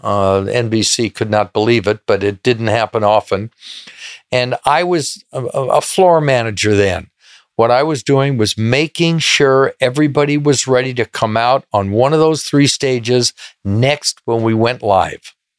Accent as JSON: {"language": "English", "town": "Beverly Hills", "region": "California", "country": "United States", "tie": "born or raised there", "said": "Born in, in Beverly Hills"}